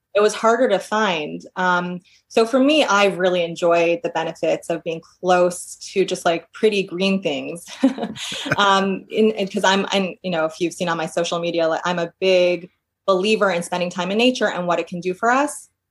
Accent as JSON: {"language": "English", "region": "New York", "country": "United States", "moved": "as an adult", "lives_now": "Portland, United States", "said": "I'm from New York originally. I worked in New York for several years"}